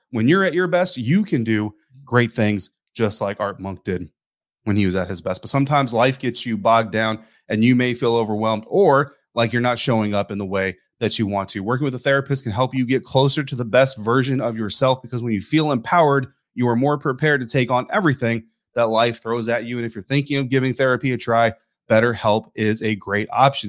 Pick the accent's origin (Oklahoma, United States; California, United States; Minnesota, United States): Oklahoma, United States; I was born in Oklahoma